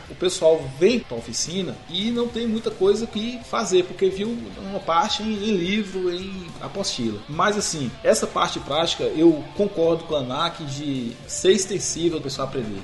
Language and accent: Portuguese; near Guanambi, Bahia, Brazil; moved away; vim de lá de Guanambi, lá perto da minha cidade